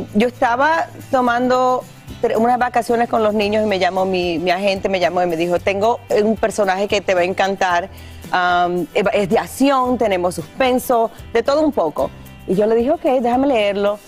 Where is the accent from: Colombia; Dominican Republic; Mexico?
Dominican Republic; como mujer, como dominicana